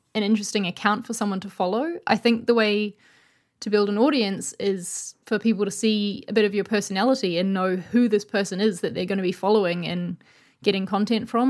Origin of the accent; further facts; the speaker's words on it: New Zealand; now in London, United Kingdom; I'm from New Zealand, but I live in London